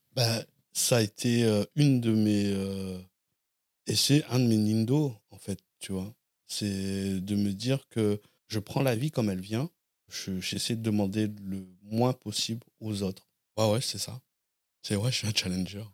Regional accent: Blanquefort, Nouvelle-Aquitaine, France; moved away as an adult; also born or lived in Lormont; now in Paris, France; je suis né à Lormont, euh, en Gironde, et j'ai grandi à Blanquefort, près de, dans la banlieue de, Bordeaux

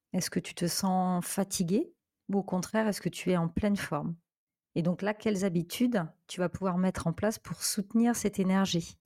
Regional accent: France; moved away as an adult; now in Portugal; je suis originaire de France et actuellement, je, je vis au Portugal depuis deux ans

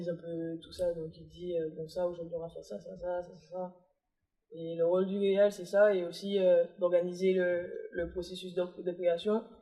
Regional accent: Martinique; je suis pas Guadeloupéenne. J'adore la Guadeloupe, on est ensemble. Hein. J'ai eu cet esprit en Martinique.

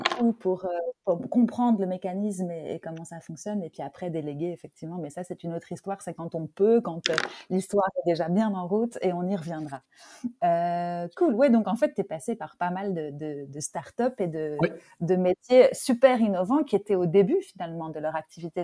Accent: France; je suis française

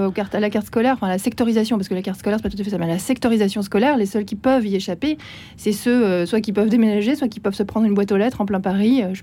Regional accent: Switzerland; Moi, j'ai une autre nationalité. Hein, je suis suissesse aussi.

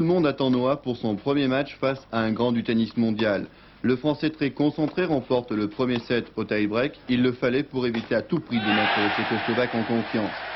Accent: France; on est français

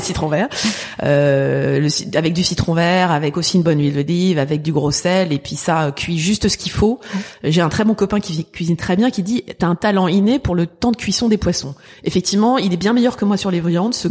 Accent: Paris, Île-de-France, France; also born or lived in Boston, United States; j'ai grandi dans le 19e arrondissement

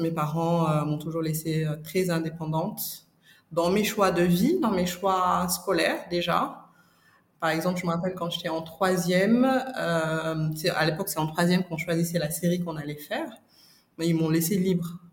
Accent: Dakar, Senegal; je suis née et j'ai grandi au Sénégal

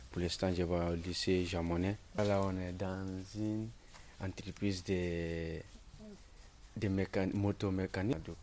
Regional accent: Sierra Leone; also born or lived in Viltès, France; now in France; J'ai 16 ans. J'habite à Viltès, résidence Anima. Je viens de Sierra Leone.

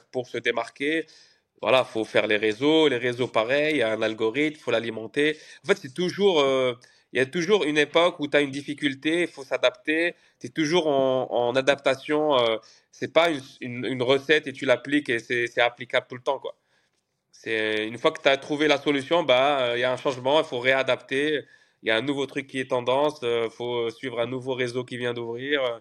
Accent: Canada; moved away as an adult; now in Paris, France; En plus, moi, je suis arrivé du Canada, donc il y avait d'autres d'autres codes euh, à Paris.

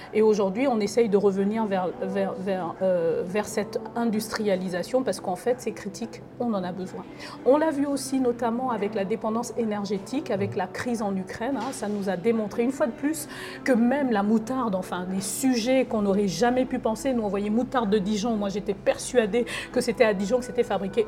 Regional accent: Libreville, Estuaire, Gabon; now in France; Moi je suis née à Libreville

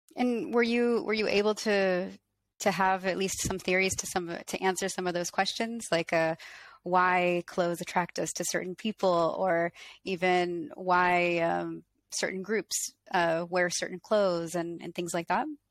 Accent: Colorado, United States; I'm not from France, I'm from Colorado

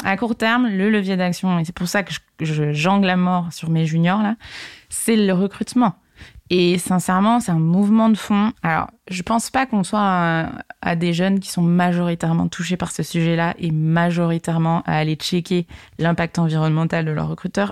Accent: Segré, Pays de la Loire, France; moved away as an adult; also born or lived in Paris; je suis originaire de Segré, une petite ville dans le Maine-et-Loire, à côté d'Angers

